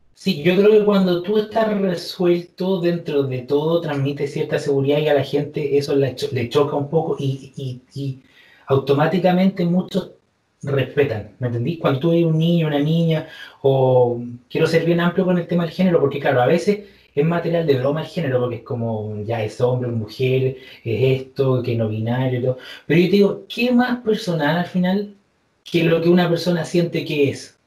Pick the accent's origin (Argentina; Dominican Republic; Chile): Chile; soy chileno y, como buen chileno